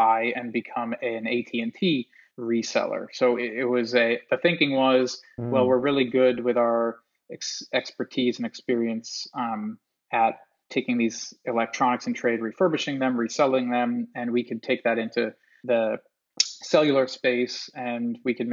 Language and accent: English; Long Island, New York, United States; growing up in Long Island, New York. The mall that I went to as a kid